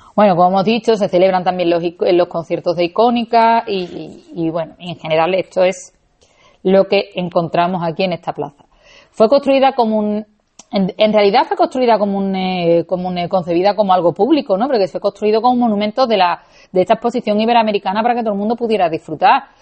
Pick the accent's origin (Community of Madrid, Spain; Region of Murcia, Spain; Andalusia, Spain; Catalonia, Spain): Andalusia, Spain; Seville; yo soy nacida y criada en Sevilla